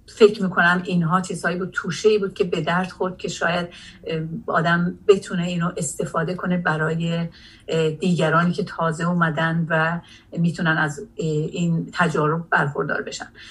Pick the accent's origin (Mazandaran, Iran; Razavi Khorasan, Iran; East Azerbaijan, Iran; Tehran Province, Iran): East Azerbaijan, Iran; Jolfa; moved away as an adult; also born or lived in Tabriz / Hadishahr (Alamdar-Gargar) / Soviet Union; now in Norway; من در تبریز متولد شدم ولی سه سال داشتم که به خاطر شغل پدرم که ایجاب میکرد منتقل شدیم چند بار منتقل شدیم به من در جلفای عرس بزرگ شدم